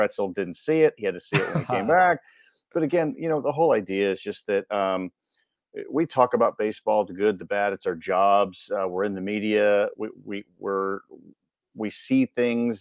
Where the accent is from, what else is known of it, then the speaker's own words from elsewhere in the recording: Chicago, Illinois, United States; I'm from Chicago and grew up going to games at Wrigley Field.